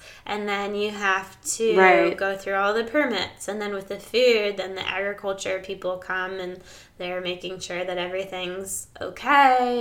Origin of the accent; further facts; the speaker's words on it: Maryland, United States; moved away; also born or lived in Australia; I don't really have any connection to Maryland anymore. None of my friends are really there, and my parents are there, and my brother